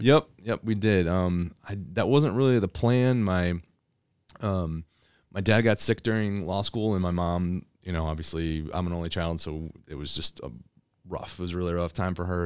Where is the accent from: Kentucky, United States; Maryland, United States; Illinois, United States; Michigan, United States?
Michigan, United States; Elsie; also born or lived in Miami, Florida; I grew up in L C, Michigan